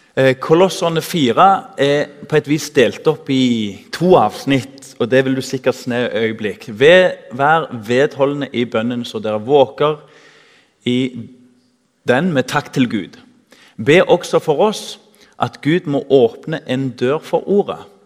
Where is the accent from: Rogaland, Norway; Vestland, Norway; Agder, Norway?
Rogaland, Norway; Tananger; Jeg husker i ungdomsforeninga hjemme i Tananger